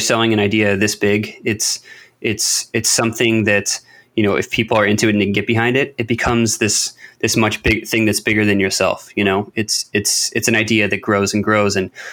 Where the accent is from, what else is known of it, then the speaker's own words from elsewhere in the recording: United States; as an American